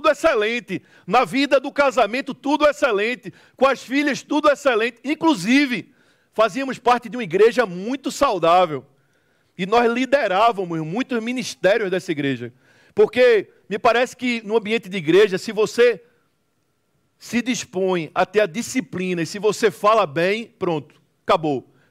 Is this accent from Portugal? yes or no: no; Northeast Region, Brazil; Eu, como falei há pouco, eu sou do Nordeste do Brasil.